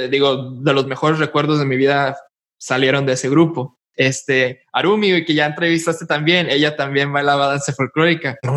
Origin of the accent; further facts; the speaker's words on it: El Paso, Texas, United States; born there; bueno, yo nací en El Paso. Yo nací en El Paso, Texas.